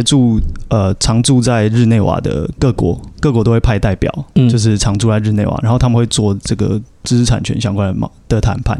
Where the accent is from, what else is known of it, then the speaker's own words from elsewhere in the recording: Taiwan; 如果是身为台湾人的话